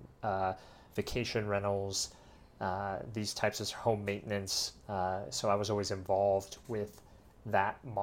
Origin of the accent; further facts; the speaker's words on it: Colorado, United States; moved away as an adult; now in Medellin, Colombia; where I grew up and lived in Colorado